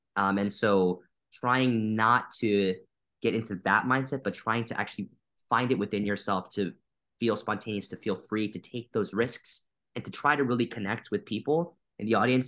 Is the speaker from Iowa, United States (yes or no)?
no; Wisconsin, United States; moved away as an adult; also born or lived in Chicago; now in Boston, United States; I was born and raised in Wisconsin, so I'm from the Midwest